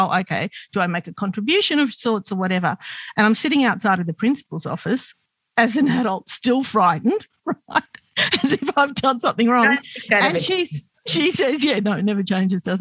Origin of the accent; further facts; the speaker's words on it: Sydney, New South Wales, Australia; we grew up in Glebe